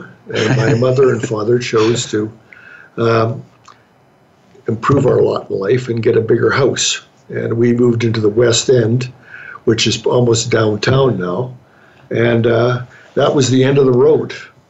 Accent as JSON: {"language": "English", "town": "Edmonton", "region": "Alberta", "country": "Canada", "tie": "born or raised there", "said": "I was born and raised in Edmonton."}